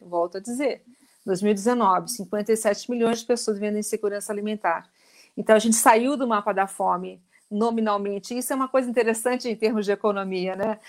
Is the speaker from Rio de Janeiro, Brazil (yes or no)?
yes; Rio de Janeiro, Brazil; moved away; eu sou carioca, né? Eu morava no, no alto da Gávea e eu tinha a Rocinha como vizinha